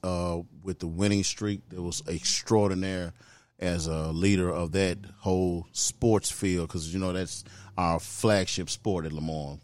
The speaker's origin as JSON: {"language": "English", "town": "Memphis", "region": "Tennessee", "country": "United States", "tie": "born or raised there", "said": "South Memphis, baby. Born and bred, Prospect Park"}